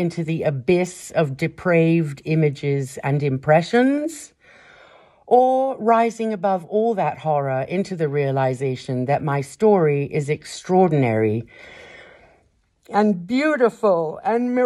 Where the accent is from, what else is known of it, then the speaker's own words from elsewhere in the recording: Kenya; moved away; my life growing up in Kenya